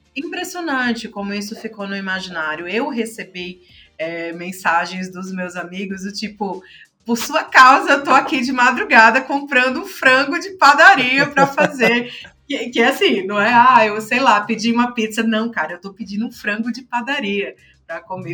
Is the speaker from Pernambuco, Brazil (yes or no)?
yes; Pernambuco, Brazil; also born or lived in Fortaleza / Brasília; now in São Paulo, Brazil; sou pernambucana, já morei em Fortaleza, já morei em Brasília, agora estou em São Paulo